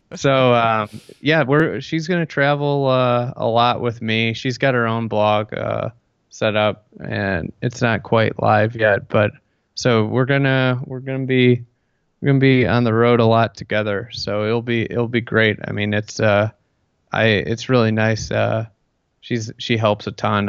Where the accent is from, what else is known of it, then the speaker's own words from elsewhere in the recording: Midwest, United States; I'm from the Midwest